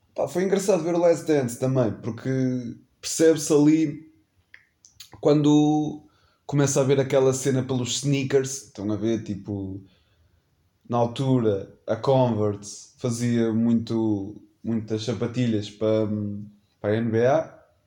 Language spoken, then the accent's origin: Portuguese; Portugal; nascido e criado em Macedo, né? Nascido não, que eu não nasci em Macedo, mas minha vida toda, quase, morei em Macedo.